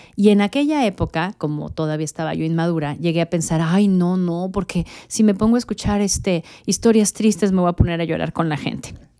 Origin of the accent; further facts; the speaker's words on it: Mexico City, Mexico; moved away as an adult; also born or lived in Honduras / Guatemala / Monterrey, Mexico / Miami, United States; now in Dallas, United States; yo nací en México, eh, yo soy mexicana